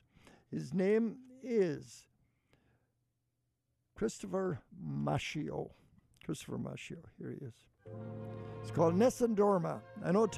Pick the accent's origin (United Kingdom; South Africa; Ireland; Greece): Ireland; Ballina, Connacht; moved away as an adult; also born or lived in Dublin, Ireland; now in Cleveland, United States; my hometown of Ballinac, County Mayo